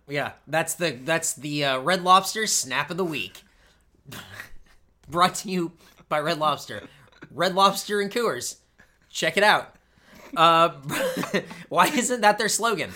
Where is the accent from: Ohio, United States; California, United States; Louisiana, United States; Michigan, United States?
California, United States; East County; We grew up in East County